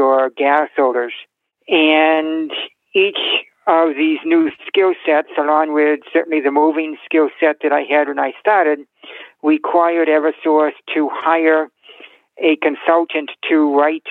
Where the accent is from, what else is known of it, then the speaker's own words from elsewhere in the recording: Massachusetts, United States; I am from Massachusetts